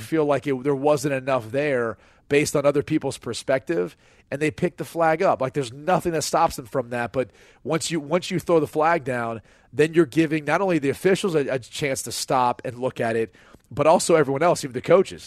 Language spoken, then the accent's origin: English; Midwest, United States; I'm from the Midwest, came from a blue collar family